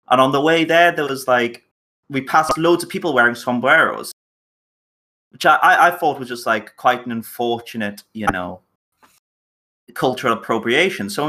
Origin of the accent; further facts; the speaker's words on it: Newcastle, North East England, United Kingdom; accent: Geordie; I was born in Newcastle, but I was raised in the Royal Navy. Actually, Pete, has my voice got more Geordie?